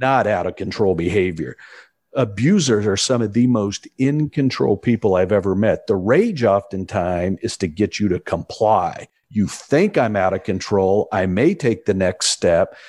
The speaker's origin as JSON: {"language": "English", "town": "Indianapolis", "region": "Indiana", "country": "United States", "tie": "born or raised there", "said": "my hometown of Indianapolis"}